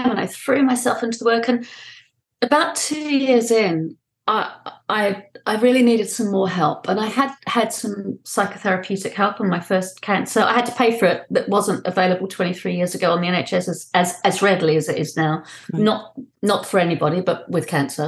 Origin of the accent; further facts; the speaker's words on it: New Zealand; also born or lived in London; I was born in London. We moved back to my father's native New Zealand when I was 5 years